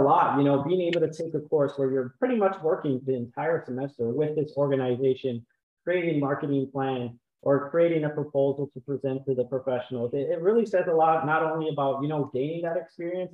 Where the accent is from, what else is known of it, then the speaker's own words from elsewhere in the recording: Chicago, Illinois, United States; I know growing up in Illinois, like yourself, I'm from Chicago